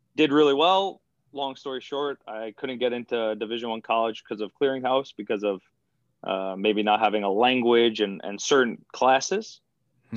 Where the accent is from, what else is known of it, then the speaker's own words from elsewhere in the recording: Patchogue, New York, United States; I'm from Patchogue, which is like the middle of Long Island.